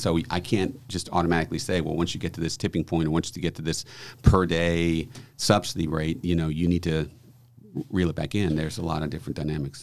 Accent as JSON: {"language": "English", "town": "New Orleans", "region": "Louisiana", "country": "United States", "tie": "born or raised there", "moved": "yes", "said": "This is my hometown, uh, so it's always great back, great to be back in New Orleans"}